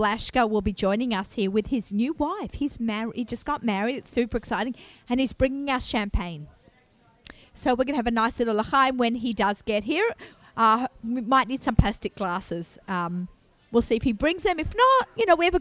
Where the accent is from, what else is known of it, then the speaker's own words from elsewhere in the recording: Australia; moved away as an adult; now in Five Towns, United States; I've only lived here 13 years and clearly I'm Australian